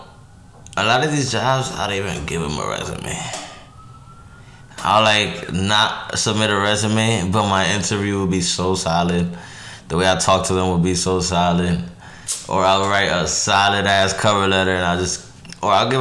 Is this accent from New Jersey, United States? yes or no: no; New York City, New York, United States; I am from New York. Watch Heights